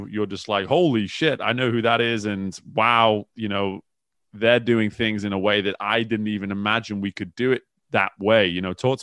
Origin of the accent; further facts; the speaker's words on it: England, United Kingdom; I'm from England